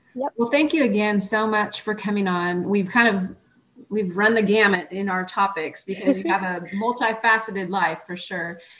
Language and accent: English; Oregon, United States; moved away as an adult; also born or lived in Texas; I was born and raised in Oregon, and I got accepted into physical therapy school in Texas